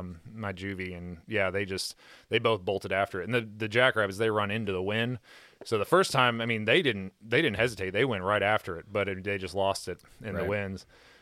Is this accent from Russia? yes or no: no; United States; we're rednecks from Kentucky